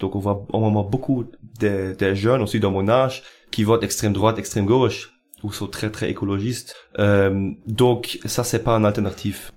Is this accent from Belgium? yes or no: yes; Eupen, Wallonia, Belgium; j'habite à Eupen depuis toujours, donc je suis Eupenois